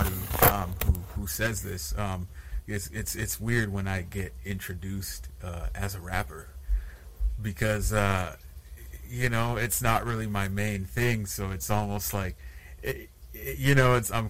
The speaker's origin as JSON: {"language": "English", "town": "Sudbury", "region": "Ontario", "country": "Canada", "tie": "born or raised there", "said": "was actually born and raised in Sudbury"}